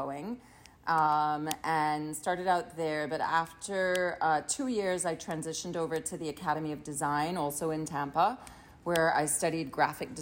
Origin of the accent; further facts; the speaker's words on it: Trinidad & Tobago; moved away as an adult; now in United States; Grew up in Trinidad until the age of 19, when I decided to come to the U.S. for school